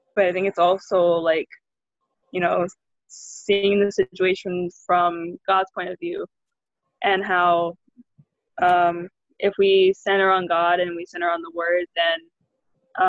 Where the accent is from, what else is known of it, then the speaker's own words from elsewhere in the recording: Hawaii, United States; We're both of us are born and raised in Hawaii, and we live on the island of Oahu